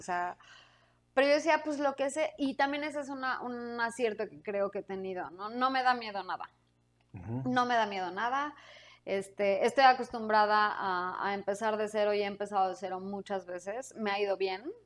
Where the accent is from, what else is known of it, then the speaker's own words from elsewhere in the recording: Mexico City, Mexico; moved away as an adult; yo soy de aquí. Yo soy este chilanga.